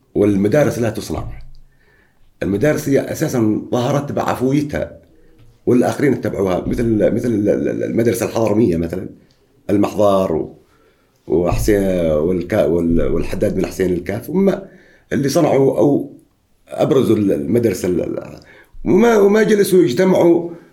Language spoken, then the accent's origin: Arabic; Oman; عندنا في عمان